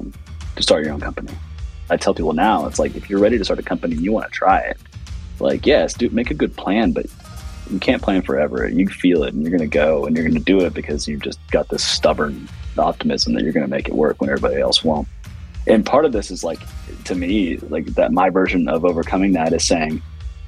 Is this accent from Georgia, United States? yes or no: no; New Orleans, Louisiana, United States; I was born in New Orleans